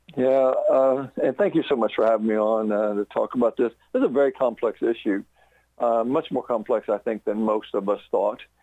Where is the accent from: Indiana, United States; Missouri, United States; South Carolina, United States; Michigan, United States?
Indiana, United States; Batesville; now in Decatur County, United States; I went to Batesville High School, so that's my hometown